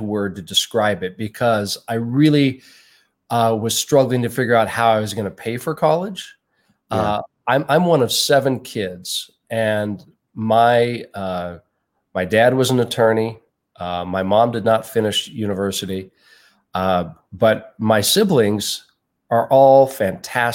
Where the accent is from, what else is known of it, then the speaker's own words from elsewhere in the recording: Portland, Oregon, United States; moved away as an adult; now in Salt Lake City, United States; I was born in Portland, Oregon.